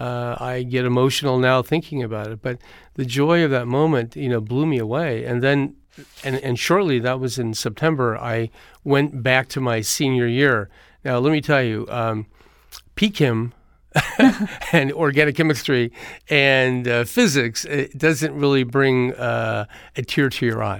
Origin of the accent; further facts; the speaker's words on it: Eureka, California, United States; now in Los Angeles, United States; I grew up in a little town called Eureka, California